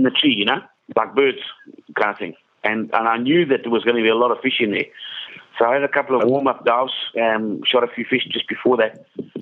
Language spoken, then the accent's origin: English; Kariba, Mashonaland West, Zimbabwe; I grew up in Kariba in Zimbabwe.